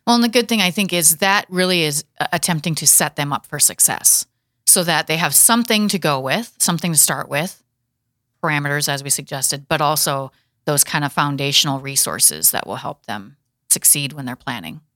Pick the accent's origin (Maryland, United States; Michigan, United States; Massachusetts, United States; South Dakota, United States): South Dakota, United States; Watertown; my hometown is Watertown Castlewood area